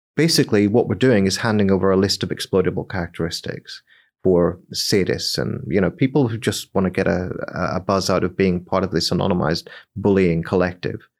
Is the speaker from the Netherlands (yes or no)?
no; Northern Ireland, United Kingdom; I come from Northern Ireland